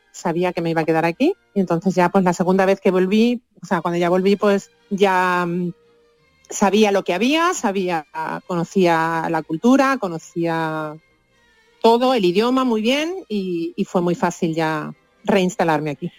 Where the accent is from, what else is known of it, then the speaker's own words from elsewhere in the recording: Seville, Andalusia, Spain; moved away as an adult; also born or lived in Costa Rica / Copenhagen / Malmö; now in Vienna, Austria; con 20 años me fui de Sevilla